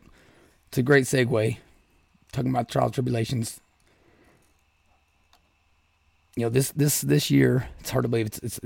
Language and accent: English; Appalachia, United States; Growing up in Appalachia, I can hear it now.